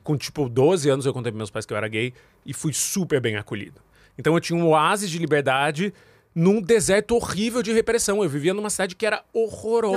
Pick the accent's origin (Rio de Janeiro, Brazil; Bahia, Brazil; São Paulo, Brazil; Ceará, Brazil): São Paulo, Brazil; Jundiaí; also born or lived in Angola; Moro no, morei em, cresci em Jundiaí